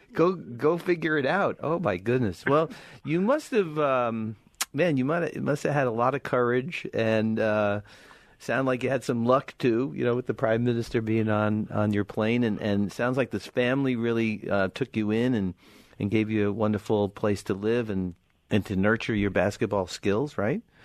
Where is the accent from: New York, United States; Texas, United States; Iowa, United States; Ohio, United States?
New York, United States; New York City; I grew up in Brooklyn as a high school